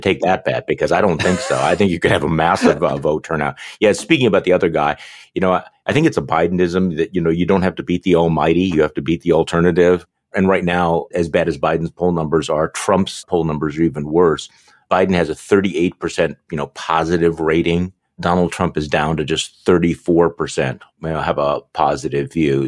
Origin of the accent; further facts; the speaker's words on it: Wisconsin, United States; I'm from Wisconsin